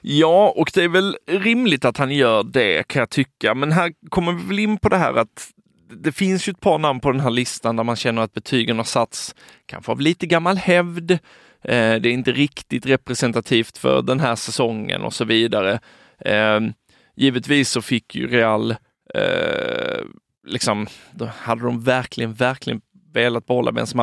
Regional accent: Sweden

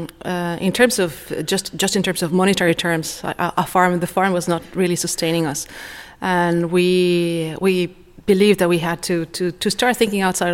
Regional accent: Mexico; now in Foulksmills, Ireland; I'm originally from Mexico

